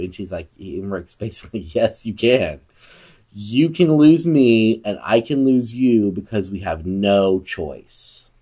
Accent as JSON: {"language": "English", "town": "Wimberley", "region": "Texas", "country": "United States", "tie": "born or raised there", "said": "my hometown of Wimberley, Texas"}